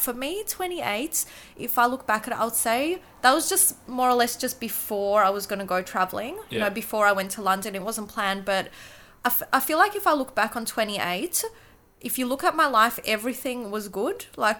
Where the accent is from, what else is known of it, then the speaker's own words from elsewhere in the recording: Kyiv, Ukraine; English is a second language; moved away; So I was born in Kyiv, right? So now there's a bit of a different political situation. When I was there before the 90s, before the wall broke down, everybody spoke Russian in Ukraine because it was part of the USSR.